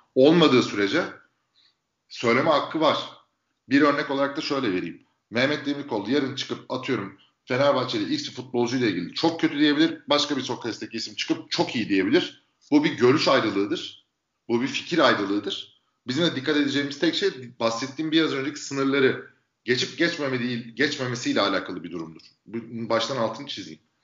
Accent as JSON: {"language": "Turkish", "region": "İzmir", "country": "Turkey", "tie": "born or raised there", "moved": "as an adult", "lives_now": "Istanbul, Turkey", "said": "İzmir'de doğdum. 84'te İzmir'de doğdum. Bon Anadolu okudum. 18 yaşında İstanbul'a geldim."}